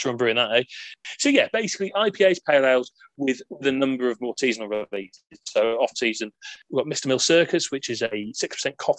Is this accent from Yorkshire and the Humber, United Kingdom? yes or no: no; Bangor, Wales, United Kingdom; tap room in Bangor, where I'm from